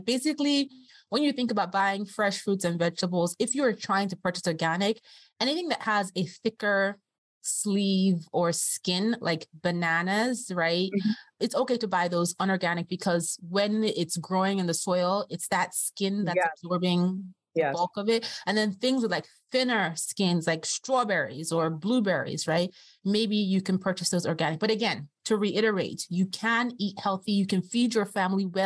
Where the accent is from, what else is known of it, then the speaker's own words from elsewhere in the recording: Austria; moved away; I grew up with Aldi in Austria. And I remember as a kid in Aldi